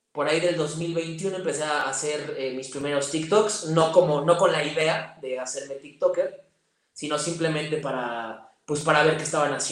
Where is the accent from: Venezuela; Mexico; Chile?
Mexico; Toluca, State of Mexico; tengo 28 años, soy de Toluca, Estado de México.